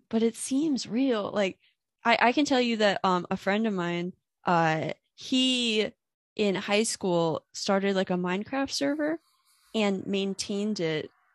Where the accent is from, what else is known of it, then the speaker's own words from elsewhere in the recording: Warfield, Pennsylvania, United States; moved away as an adult; now in Philadelphia, United States; I grew up in a town called, uh, Warfield, Pennsylvania